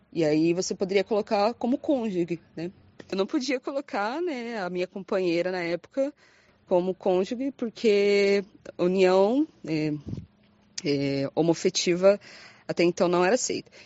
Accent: Londrina, Paraná, Brazil; Eu sou de Londrina, Paraná

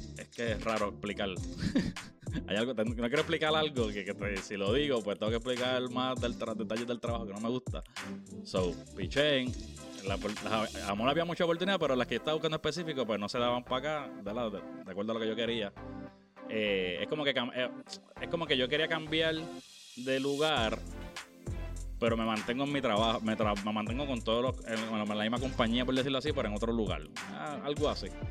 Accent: Naguabo, Puerto Rico; moved away as an adult; also born or lived in San Juan, Puerto Rico; now in United States; Soy de Nahuabo. básicamente toda mi vida viví en Nahuabo

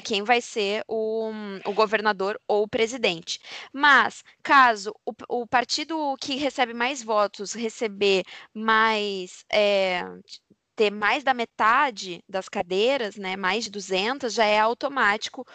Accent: Brazil; a gente é brasileiro

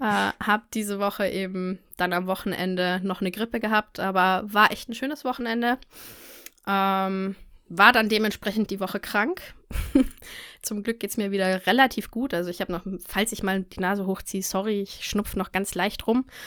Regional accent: near Munich, Bavaria, Germany; Ich komme aus der Nähe von München

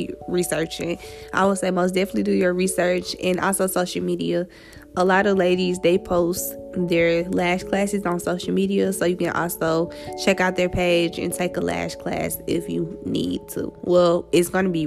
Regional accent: Atlanta, Georgia, United States; moved away as an adult; now in Savannah, United States; I am from Atlanta, Georgia

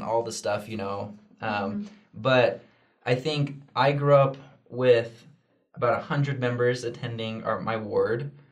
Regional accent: Junction City, Oregon, United States; I grew up in Junction City, Oregon

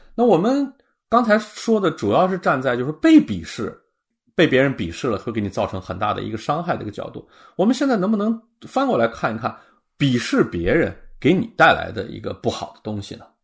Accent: China; 在我们中国人这个圈子里头

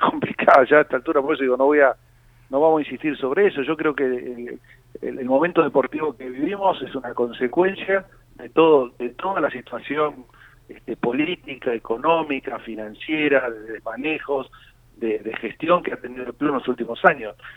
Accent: Lanús, Buenos Aires Province, Argentina; yo como todos saben soy de Lanús

